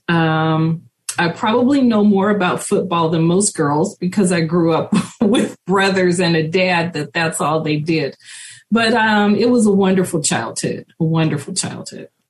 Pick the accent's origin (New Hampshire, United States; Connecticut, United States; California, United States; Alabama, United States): California, United States; Richmond; when I was growing up in Richmond, it was a smaller community